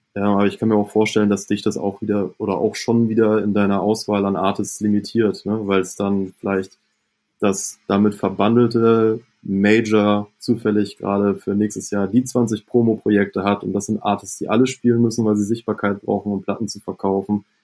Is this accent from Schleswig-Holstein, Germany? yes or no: yes; Itzehoe, Schleswig-Holstein, Germany; ich komme ja gebürtig aus Itzehoe